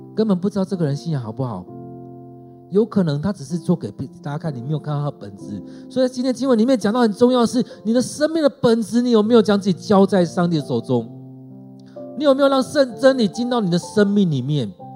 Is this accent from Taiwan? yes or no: yes; Taiwan; 让我们来回想我们台湾人是怎么样